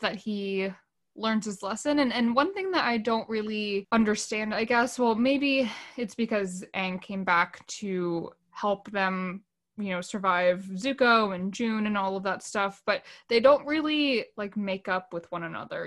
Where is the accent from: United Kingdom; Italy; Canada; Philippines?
Philippines; I'm Filipino.